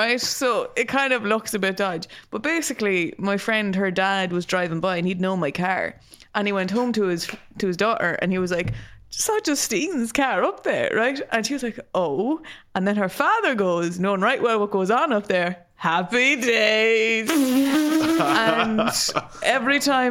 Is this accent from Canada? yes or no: no; County Meath, Leinster, Ireland; growing up in County Meath